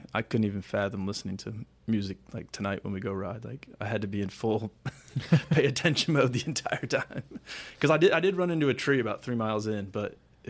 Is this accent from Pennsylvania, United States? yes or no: no; Illinois, United States; from Illinois.